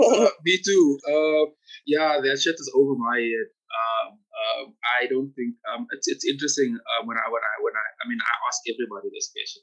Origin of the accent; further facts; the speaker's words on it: South Africa; I guess as part of being South African and being an artist